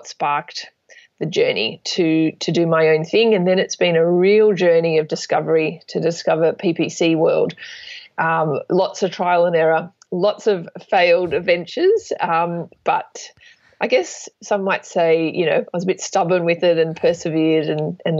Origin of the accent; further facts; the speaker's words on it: Sydney, New South Wales, Australia; I'm from Sydney, Australia